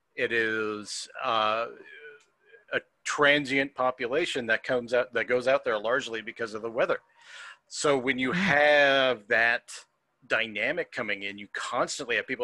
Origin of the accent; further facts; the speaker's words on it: United States; as an American